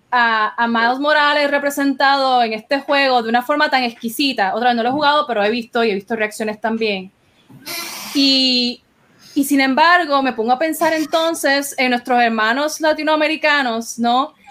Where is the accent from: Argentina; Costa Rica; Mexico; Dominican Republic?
Costa Rica; now in Puerto Rico; yo soy ciudadana estadounidense pero yo emigré de América Central yo, me, yo emigré de Costa Rica a Puerto Rico